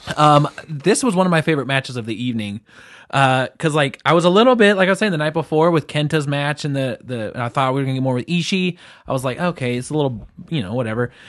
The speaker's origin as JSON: {"language": "English", "region": "England", "country": "United Kingdom", "said": "I'm the English one. I'm English"}